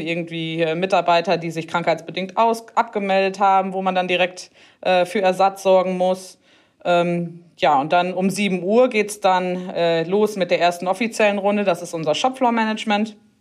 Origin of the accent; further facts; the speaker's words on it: near Harsewinkel, North Rhine-Westphalia, Germany; ich komme hier aus der Nähe von Hasewinkel und ja, ich bin letztendlich auch so ein richtiges Landkind